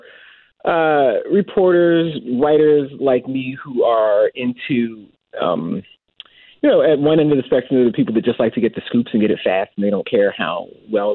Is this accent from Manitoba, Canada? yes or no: no; Toronto, Ontario, Canada; because when you live in Ontario, you live in Toronto, that's overwhelmingly what the black community is like, especially growing up in the 80s and 90s